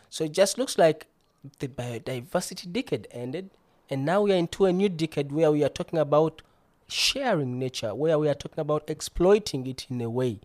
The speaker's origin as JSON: {"language": "English", "country": "Uganda", "moved": "as an adult", "lives_now": "Bremen, Germany", "said": "I'm originally from Uganda, landlocked country"}